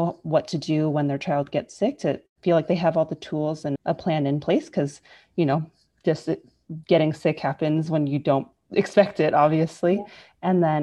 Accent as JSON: {"language": "English", "area": "Bay Area", "region": "California", "country": "United States", "moved": "as an adult", "lives_now": "Los Angeles, United States", "said": "I'm originally from the Bay Area, California, but I've moved around all over for my medical training"}